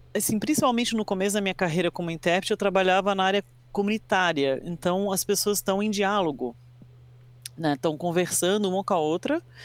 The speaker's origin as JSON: {"language": "Portuguese", "country": "Brazil", "tie": "born or raised there", "also_born_or_lived": "United States", "said": "eu fui criada no Brasil, mas eu sou americano, nasci nos Estados Unidos e vim para o Brasil quando era criança."}